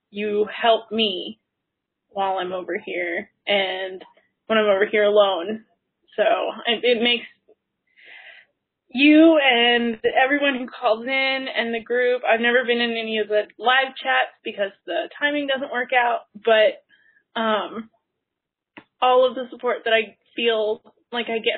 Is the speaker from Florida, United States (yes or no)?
yes; the Disney area, Florida, United States; moved away as an adult; now in Tallahassee, United States; I grew up in the Disney area.